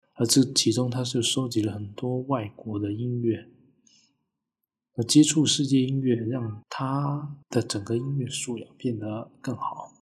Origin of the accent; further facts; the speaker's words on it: Guangdong, China; 我是潮汕人啊